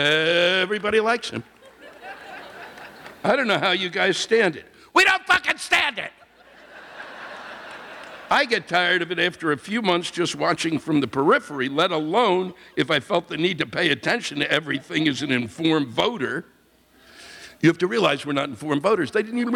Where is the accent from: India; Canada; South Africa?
Canada; As a Canadian, I have a Canadian audience, they watch. As a Canadian, can I please get an American explain to me